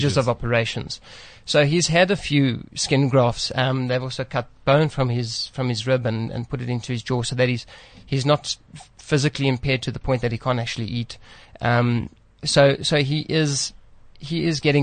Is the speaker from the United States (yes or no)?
no; Centurion, Gauteng, South Africa; also born or lived in East London, South Africa; born in East London, grew up in Centurion area. And yeah, now I find myself across the road here, in Paulsdorf.